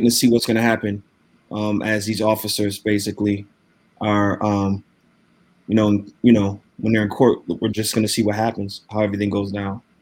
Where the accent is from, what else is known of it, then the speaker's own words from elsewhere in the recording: Waterbury, Connecticut, United States; now in Minneapolis, United States; I was born and raised in New Haven County, to be specific, Waterbury, Connecticut